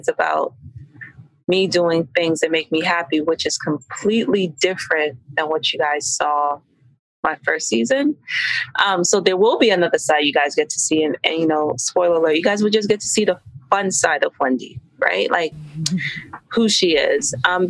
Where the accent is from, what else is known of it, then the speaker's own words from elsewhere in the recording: Nigeria; yes, I'm Nigerian, but it's my Nigerian culture and heritage that has pushed me to do all of these things simultaneously.